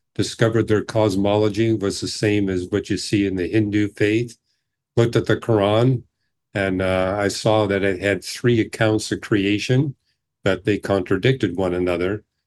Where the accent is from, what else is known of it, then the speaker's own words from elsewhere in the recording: British Columbia, Canada; I grew up in British Columbia